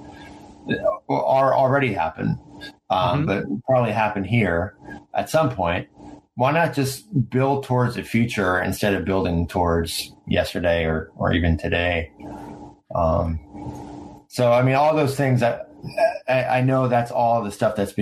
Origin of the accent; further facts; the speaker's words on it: United States; also born or lived in Washington, D.C.; now in San Diego, United States; I lived in like DC and I grew up near New York